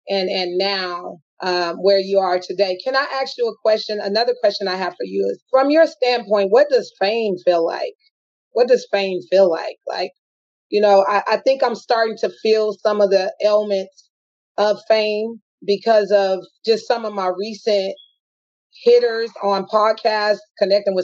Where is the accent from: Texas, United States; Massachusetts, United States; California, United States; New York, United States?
California, United States; Los Angeles; we are from Watts, California